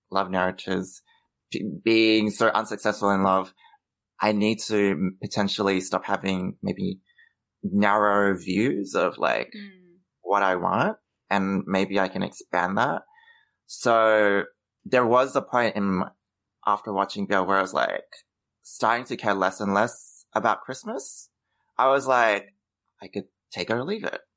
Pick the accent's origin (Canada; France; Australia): Australia; growing up in Australia, it is white centric